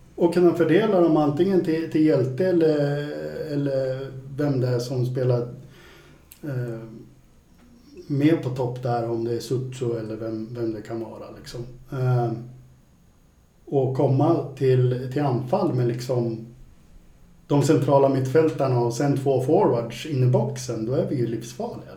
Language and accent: Swedish; Värmland, Sweden; moved away; jag är från Värmland från början